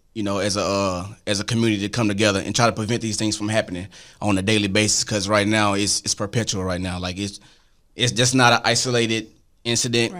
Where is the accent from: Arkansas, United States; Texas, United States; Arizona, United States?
Arkansas, United States; I'm from Arkansas